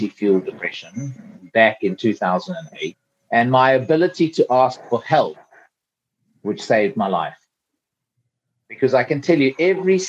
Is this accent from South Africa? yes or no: yes; South Africa; accent: South African; moved away as an adult; now in United Kingdom; I'm a South African through and through, though I live in the UK now and I've been here for a long, long time, but I have not lost my South African accent.